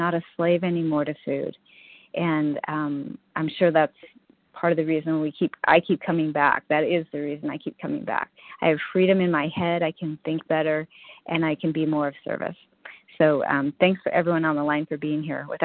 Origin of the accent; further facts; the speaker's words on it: California, United States; Um, yes, I'm from California